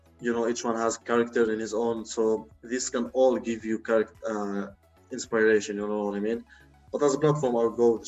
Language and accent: English; Lebanon; moved away; in Lebanon, since it's my home country